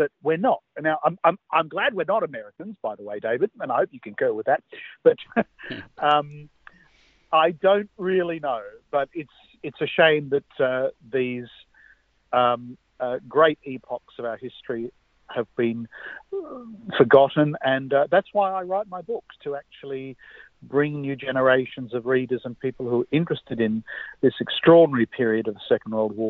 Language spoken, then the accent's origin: English; Australia; we're a funny lot, Australians.